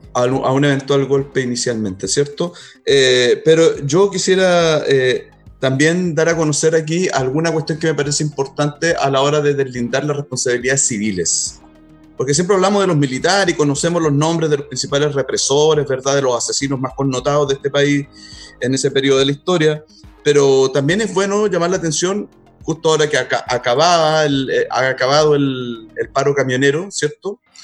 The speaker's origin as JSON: {"language": "Spanish", "town": "Concepción", "region": "Biobío", "country": "Chile", "said": "yo también soy penquista"}